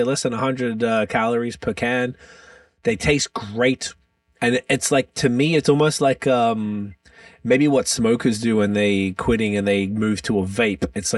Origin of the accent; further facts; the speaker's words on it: Melbourne, Victoria, Australia; I'm from Melbourne, Australia